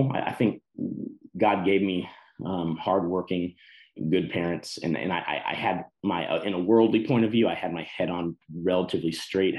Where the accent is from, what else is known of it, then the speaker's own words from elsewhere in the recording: Texas, United States; moved away as an adult; also born or lived in Colorado; I grew up in Texas